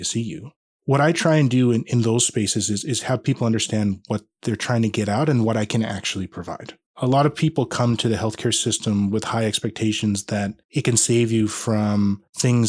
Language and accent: English; Regina, Saskatchewan, Canada; now in Grande Prairie, Canada; I was born and raised in Regina